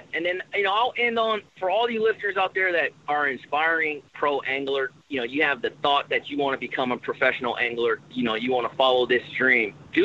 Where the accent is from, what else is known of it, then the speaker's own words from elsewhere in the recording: Richmond, California, United States; also born or lived in Fairfield, California; I'm born and raised in Richmond, California